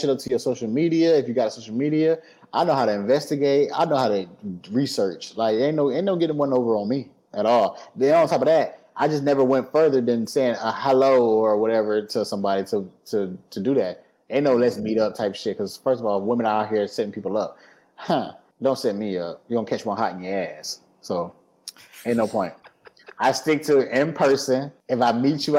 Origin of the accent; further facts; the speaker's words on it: Detroit, Michigan, United States; now in Georgia, United States; I'm from Detroit